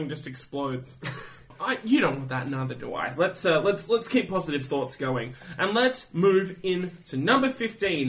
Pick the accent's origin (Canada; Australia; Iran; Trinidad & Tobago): Australia; most people my age, as Australian 20 whatevers